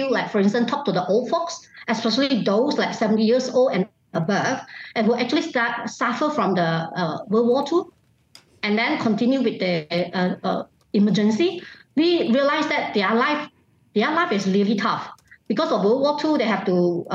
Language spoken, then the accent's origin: English; Malaysia; in my hometown, most of us realize that our hometown is actually quite harmony.